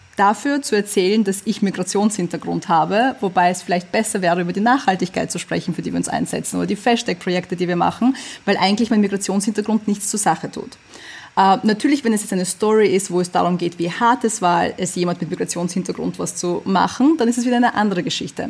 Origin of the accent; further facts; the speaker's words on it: Vienna, Austria; German is a second language; also born or lived in USSR; ich bin in der UdSSR geboren, ich bin ähm, nach Wien gezogen, als ich sechs Jahre alt war, ich konnte kein Deutsch